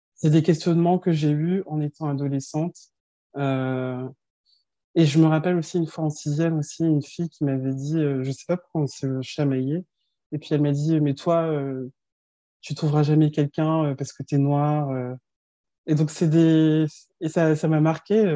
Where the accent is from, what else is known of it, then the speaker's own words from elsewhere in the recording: France; also born or lived in Colmar, Alsace; suis née, j'ai grandi en France et mes deux parents sont nés au Sénégal